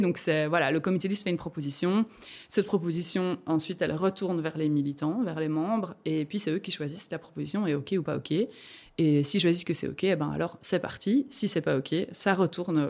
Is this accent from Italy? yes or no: no; Rochefort, Wallonia, Belgium; moved away as an adult; now in Brussels, Belgium; je viens de Rochefort au départ, du fin fond de la Prince de Namur